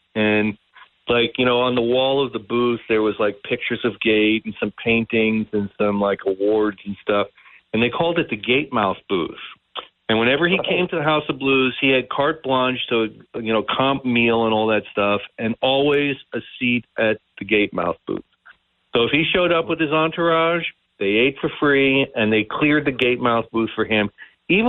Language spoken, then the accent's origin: English; Long Island, New York, United States; moved away as an adult; also born or lived in Boston; I grew up on Long Island.